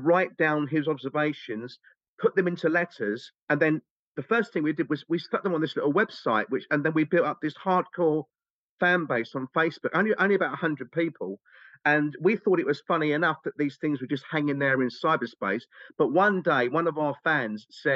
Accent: England, United Kingdom; We're English. English. We're all nutty. We're English.

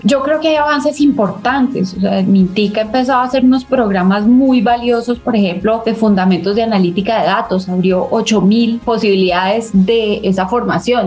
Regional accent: Colombia

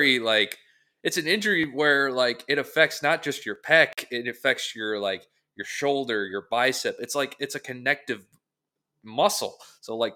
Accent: Northeast Ohio, United States; I'm from Northeast Ohio, so I'm in the blast radius.

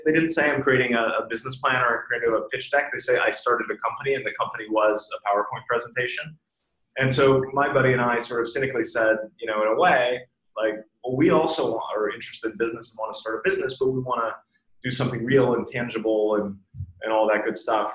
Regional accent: Bemidji, Minnesota, United States; moved away; also born or lived in Leonard, Minnesota / Boston; I grew up in uh, very northern Minnesota, about five hours north of Minneapolis

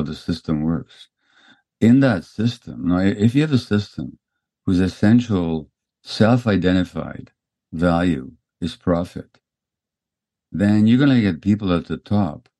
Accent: Hungary; No, we're Hungarians. I was born in Hungary

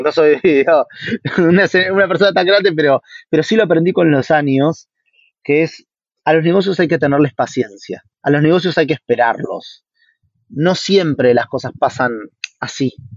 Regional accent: Argentina; moved away; also born or lived in Brazil; somos dos argentinos

